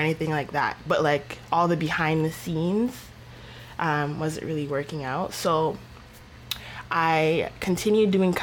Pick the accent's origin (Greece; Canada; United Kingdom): Canada; I was born in Canada